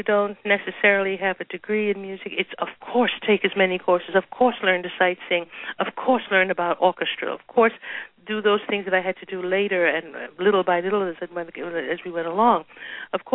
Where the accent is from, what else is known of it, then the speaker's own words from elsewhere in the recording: New York City, New York, United States; growing up in Harlem 25 years ago